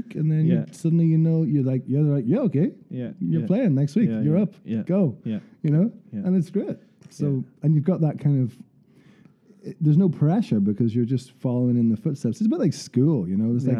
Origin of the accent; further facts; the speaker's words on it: Portadown, Northern Ireland, United Kingdom; from home in Portadown